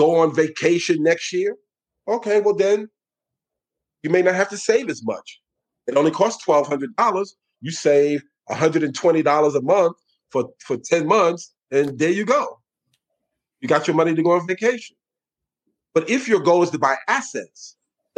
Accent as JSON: {"language": "English", "town": "New York City", "region": "New York", "country": "United States", "tie": "born or raised there", "said": "I was born and raised in New York City."}